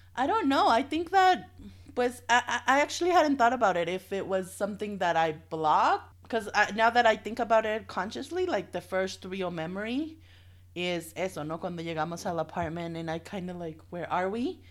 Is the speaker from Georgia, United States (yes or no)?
yes; Dalton, Georgia, United States; moved away as an adult; also born or lived in Texas / Dallas; now in Mexico; Dalton is more of my hometown than Dallas